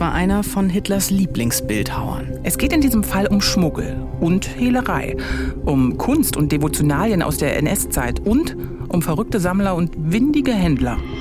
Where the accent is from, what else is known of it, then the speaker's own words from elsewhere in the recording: Bezirk Potsdam, Brandenburg, Germany; Ich bin im Bezirk Potsdam groß geworden, das ist heute Land Brandenburg.